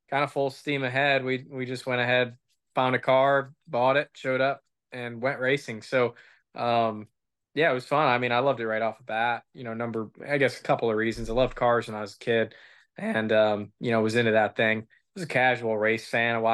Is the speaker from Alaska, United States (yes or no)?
no; Waterford, Michigan, United States; it was um, um, 45 minutes away from where I grew up down in Waterford, Michigan